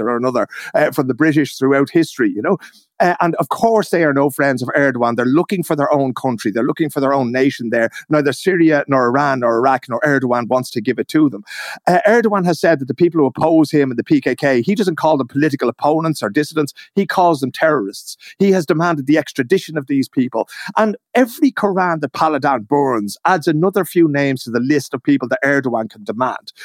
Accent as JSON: {"language": "English", "country": "Ireland", "moved": "yes", "lives_now": "Stockholm, Sweden", "said": "me as an Irish man in Sweden"}